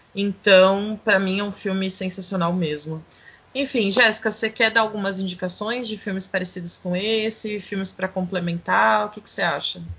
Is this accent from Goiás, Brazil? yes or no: no; São Paulo, Brazil; na Vila Gustavo, o bairro onde nasci